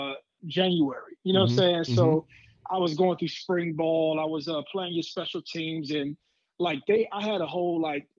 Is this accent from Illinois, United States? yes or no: no; Youngstown, Ohio, United States; I'm from Youngstown